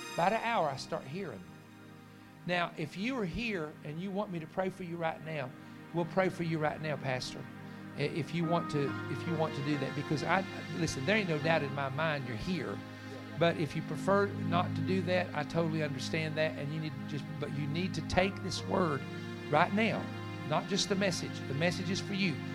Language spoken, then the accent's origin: English; Virginia, United States; I was from Virginia